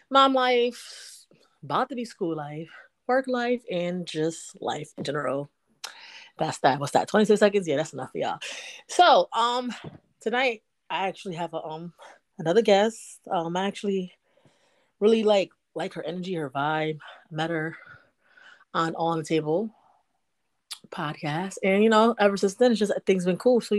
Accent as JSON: {"language": "English", "town": "New York City", "region": "New York", "country": "United States", "also_born_or_lived": "Georgia", "moved": "as an adult", "lives_now": "Louisiana, United States", "said": "I'm from Brooklyn, but I'm in Louisiana right now."}